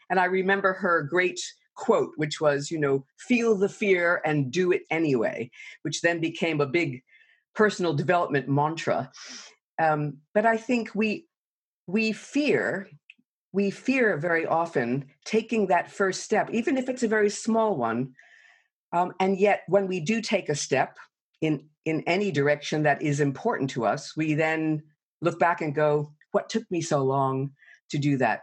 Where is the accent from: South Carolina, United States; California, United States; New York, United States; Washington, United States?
New York, United States; New York City; I grew up in New York City